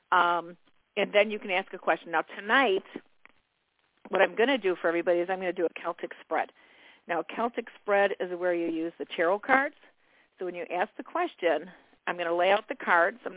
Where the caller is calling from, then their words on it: New York, United States; calling Hi, from New York.